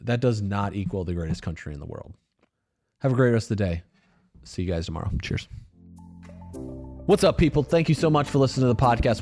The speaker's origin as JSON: {"language": "English", "country": "United States", "tie": "born or raised there", "said": "I grew up in the United States"}